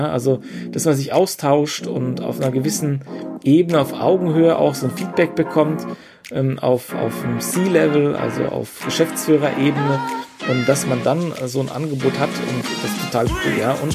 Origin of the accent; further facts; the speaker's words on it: Baden-Württemberg, Germany; der Camovator sitzt in Mannheim und ich komme ja auch hier aus der Nähe